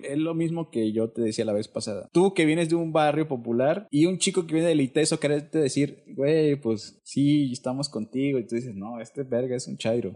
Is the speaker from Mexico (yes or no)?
yes; Isthmus of Tehuantepec, Oaxaca, Mexico; moved away; yo soy de Oaxaca, pero en los 80